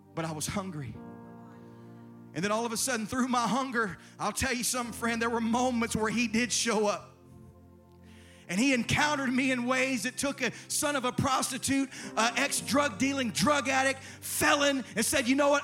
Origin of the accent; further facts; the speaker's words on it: South Carolina, United States; now in Irvine, United States; I grew up in South Carolina in a church with pews.